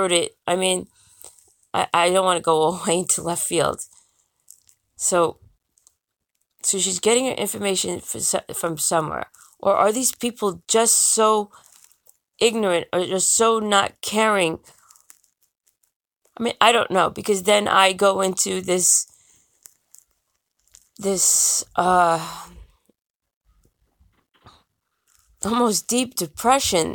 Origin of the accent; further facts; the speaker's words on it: United States; I am American.